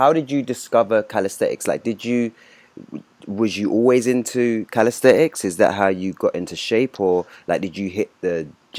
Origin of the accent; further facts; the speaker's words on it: London, United Kingdom; I'm obviously from Southeast London, Peckham.